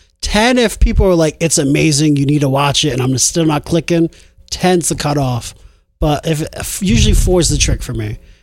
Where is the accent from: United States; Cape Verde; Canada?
Cape Verde; I'm Cape Verdean. I'm from Bravo.